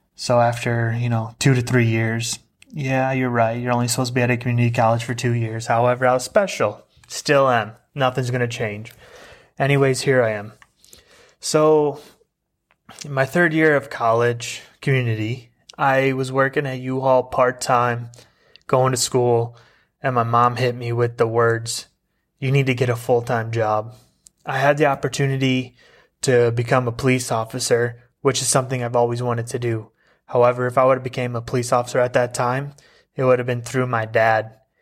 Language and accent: English; Illinois, United States; moved away as an adult; also born or lived in Southern California; now in Arizona, United States; I'm originally from Illinois